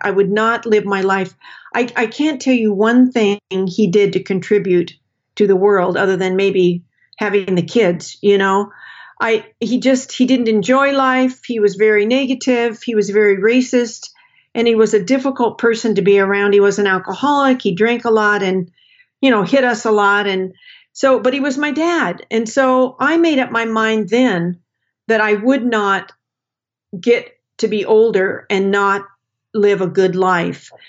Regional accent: Portland, Oregon, United States; moved away; I grew up in Portland, Oregon. I consider Portland my home.

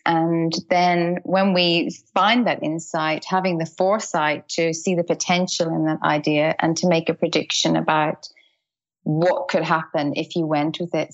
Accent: Dublin, Leinster, Ireland; moved away as an adult; also born or lived in United Kingdom; now in Australia; I grew up in Dublin and we lived in the UK for a lot of years

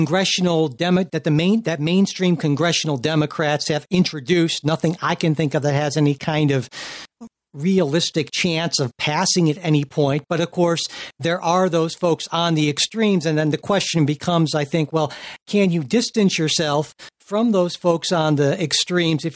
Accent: Springfield, United States; my hometown, Springfield

